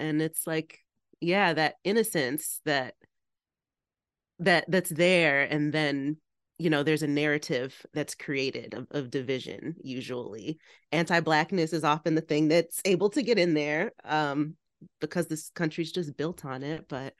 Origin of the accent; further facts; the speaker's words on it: Detroit, Michigan, United States; I'm from Detroit